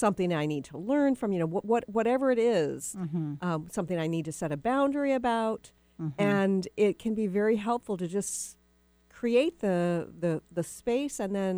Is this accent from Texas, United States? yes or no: yes; Texas, United States; And it's funny, too, because you and I are both from the South. Most people don't know that I'm from Texas, but I am from Texas.